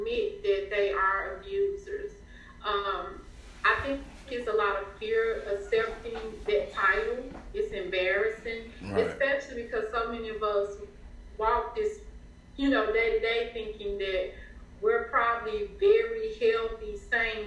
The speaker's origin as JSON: {"language": "English", "town": "Memphis", "region": "Tennessee", "country": "United States", "tie": "born or raised there", "said": "I grew up in South Memphis"}